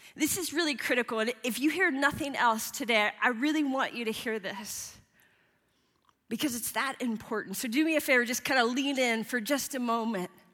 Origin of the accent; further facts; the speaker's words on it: Midwest, United States; moved away; I grew up in the Midwest in the 80s and the 90s